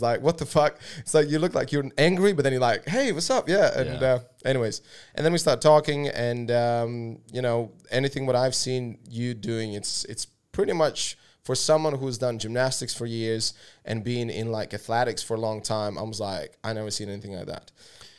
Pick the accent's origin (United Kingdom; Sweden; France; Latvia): Latvia; moved away; also born or lived in Vancouver, Canada; so my first kind of abroad place where I lived was Canada. I lived in Vancouver when I moved from Latvia about 13 years ago.